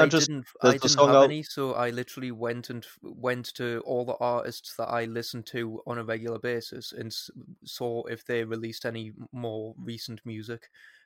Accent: United Kingdom; We're fucking British, yeah.

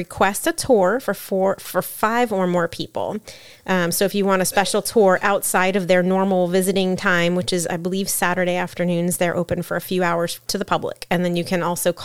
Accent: Hudson, Florida, United States; Hudson is a fishing town nestled north of Tampa Bay

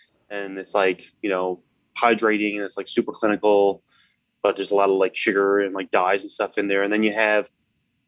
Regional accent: Newfoundland and Labrador, Canada; I'm from Newfoundland

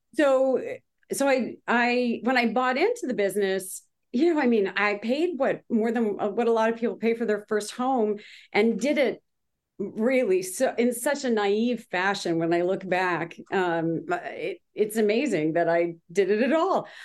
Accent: Grimsby, Ontario, Canada; now in Manhattan Beach, United States; I'm originally from Canada

